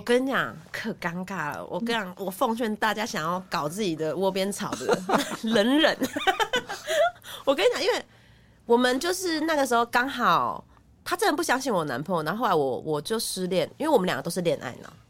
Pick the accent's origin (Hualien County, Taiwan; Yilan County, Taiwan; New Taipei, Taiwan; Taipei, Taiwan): Hualien County, Taiwan; Yuli; moved away; 不然其实一去乡下，全玉里都知道我们家在干，也知道我爸妈的就是种种事迹。